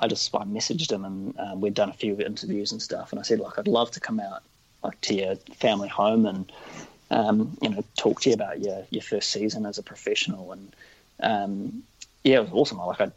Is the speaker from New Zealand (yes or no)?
yes; Nelson, New Zealand; moved away as an adult; now in Wellington, New Zealand; growing up in Nelson my whole life